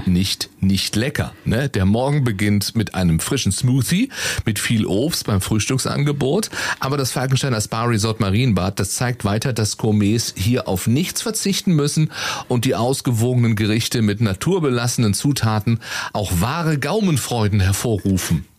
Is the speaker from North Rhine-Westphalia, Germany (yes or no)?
no; Baden-Baden, Baden-Württemberg, Germany; now in Cologne, Germany; Ich bin ja geboren und groß geworden in Baden-Baden.